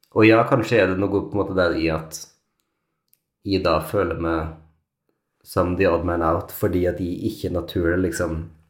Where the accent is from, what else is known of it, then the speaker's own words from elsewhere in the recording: Norway; moved away; also born or lived in London; oss som nordmenn